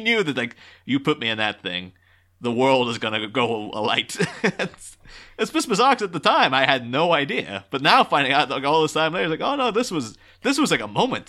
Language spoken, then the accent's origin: English; Ireland; I'm from Ireland.